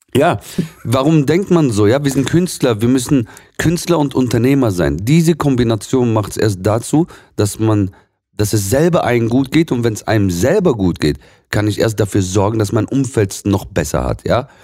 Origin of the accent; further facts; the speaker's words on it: Swabia, Baden-Württemberg, Germany; gebürtiger Schwabe, meine, ursprünglich aus dem Libanon